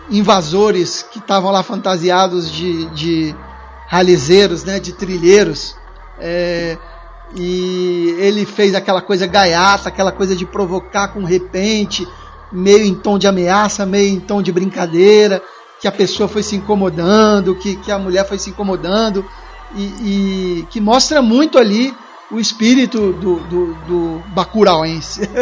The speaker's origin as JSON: {"language": "Portuguese", "region": "Rio de Janeiro", "country": "Brazil", "said": "Eu sou do Rio."}